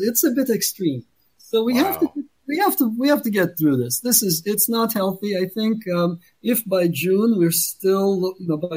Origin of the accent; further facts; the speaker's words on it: Turkey; moved away; I'm from Turkey